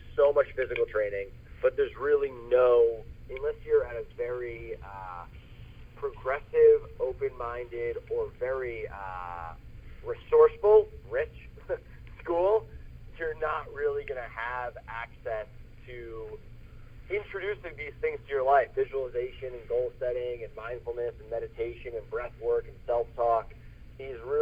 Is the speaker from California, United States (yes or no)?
no; New York, United States; I'm from New York